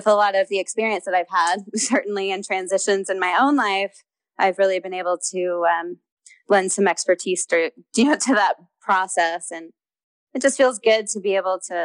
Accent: Houston, Texas, United States; moved away; also born or lived in Los Angeles, United States; I grew up in Houston, so I just know a lot of people in Texas

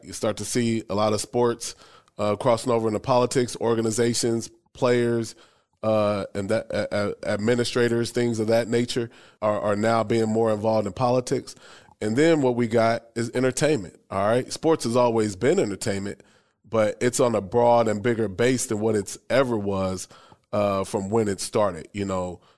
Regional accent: Omaha, Nebraska, United States; also born or lived in Bowie, Maryland; I grew up in Omaha, Nebraska, born and raised

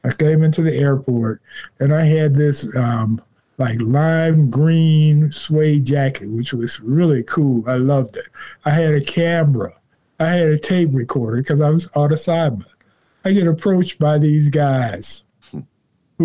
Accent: Chicago, Illinois, United States; I'm not from here. I'm from Chicago.

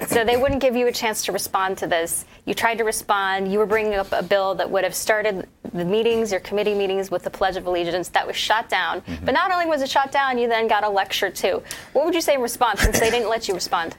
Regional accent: Utah, United States; also born or lived in Missouri; the great state of Utah, also my home state. I claim Missouri and Utah, two home states.

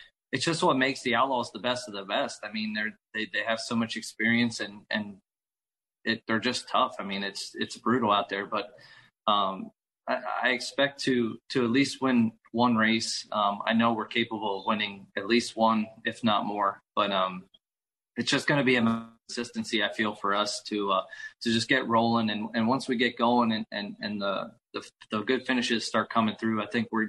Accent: Williams Grove, Pennsylvania, United States; I grew up in the Williams Grove infield

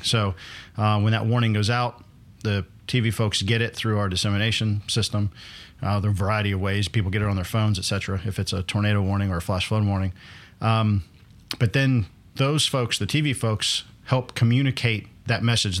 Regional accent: Northwest Pennsylvania, United States; moved away; I grew up in Pennsylvania

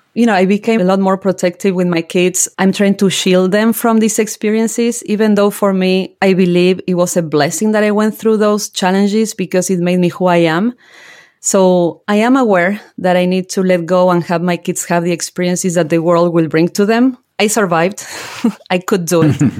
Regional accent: General Belgrano, Buenos Aires Province, Argentina; moved away as an adult; now in New Jersey, United States; I grew up in General Belgrano, that is a very small rural town in Argentina

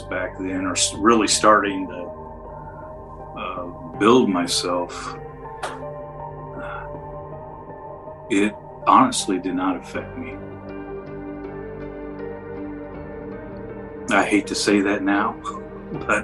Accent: Indianapolis, Indiana, United States; also born or lived in Speedway, Indiana; I moved from Pike Township in the middle of the eighth grade and went to Fulton Junior High

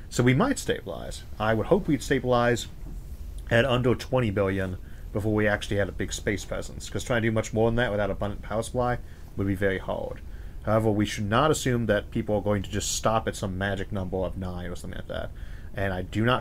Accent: Ohio, United States; also born or lived in California; I was born in California and raised in Ohio.

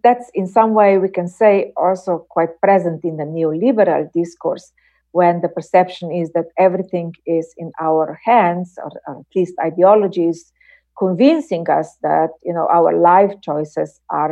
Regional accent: Slovenia; my home country, Slovenia

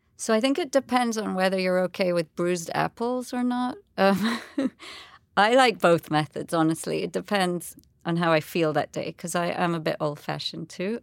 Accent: Jamaica; moved away; also born or lived in England; I was born in Jamaica. I've lived, you know, I was, grew up there my whole life, um, apart from boarding school in England

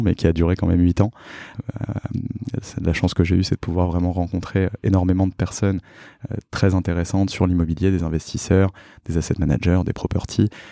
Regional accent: Paris, Île-de-France, France; also born or lived in Drancy / Montreal; j'ai grandi à Paris, je suis né à Drancy

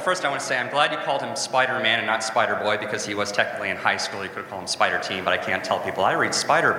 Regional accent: Wheeling, Illinois, United States; I'm from Wheeling, Illinois, in Chicago.

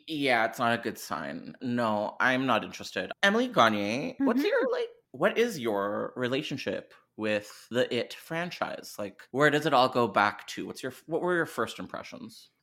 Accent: Canada; I'm Canadian

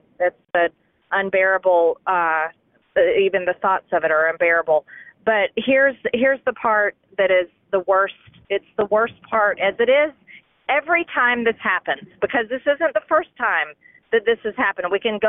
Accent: Georgia, United States; my home state of Georgia

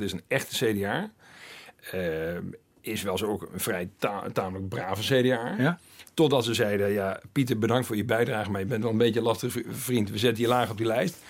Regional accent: Twente, Overijssel, Netherlands; in Twente waar ik ben opgegroeid

